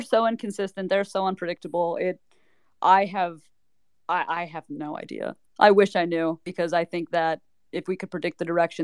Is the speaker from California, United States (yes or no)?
no; Philadelphia, Pennsylvania, United States; I'm from Philadelphia